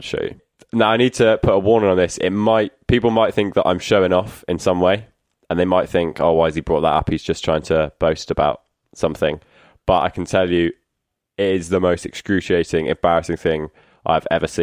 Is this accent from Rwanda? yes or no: no; Exmouth, South West England, United Kingdom; the Exmouth Journal, the local paper in my hometown